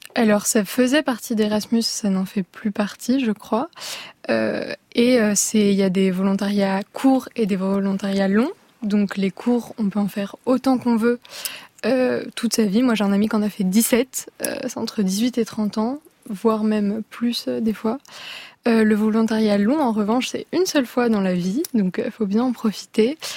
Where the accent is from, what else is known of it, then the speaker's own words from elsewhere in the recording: Paris, Île-de-France, France; je viens de Paris